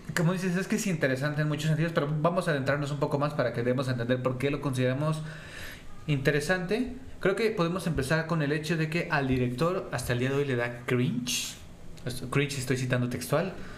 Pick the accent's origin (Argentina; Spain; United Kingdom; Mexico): Mexico; Mexico City; somos de la Ciudad de México